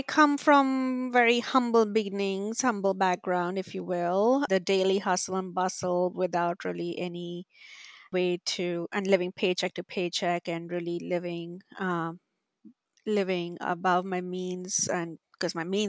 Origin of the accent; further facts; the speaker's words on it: India; moved away as an adult; now in United States; But my career really started back when I came to the US from India to study master's in communications.